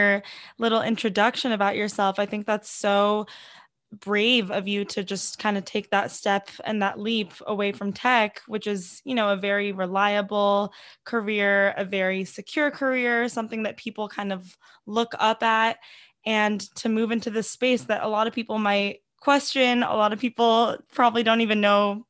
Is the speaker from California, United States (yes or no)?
yes; California, United States; also grew up in California and I had similar parents, immigrants